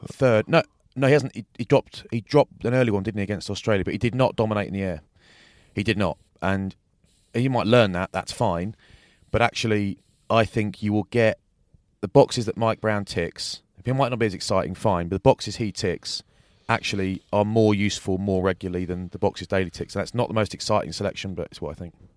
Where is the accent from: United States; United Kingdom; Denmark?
United Kingdom; England; I'm English